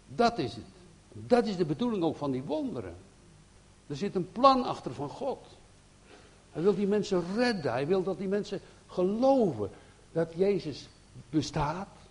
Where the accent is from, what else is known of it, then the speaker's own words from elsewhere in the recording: Netherlands; wij zijn Nederlanders